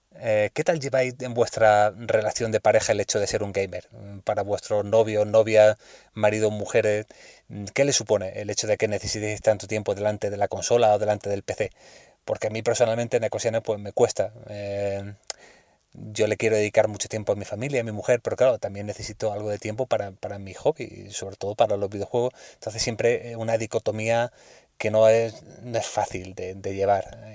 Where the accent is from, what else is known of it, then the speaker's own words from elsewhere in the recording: Almería, Andalusia, Spain; now in Madrid, Spain; soy de Almería, aunque vivo y trabajo en Madrid